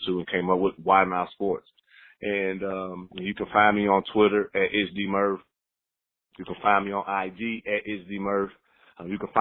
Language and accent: English; Gary, Indiana, United States; moved away as an adult; also born or lived in Chicago, Illinois; now in Houston, United States; I'm from the Midwest originally, born and raised in Gary, Indiana